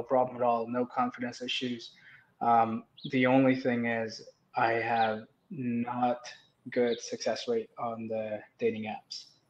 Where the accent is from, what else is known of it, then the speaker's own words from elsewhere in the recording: India; now in Calgary, Canada; I come from India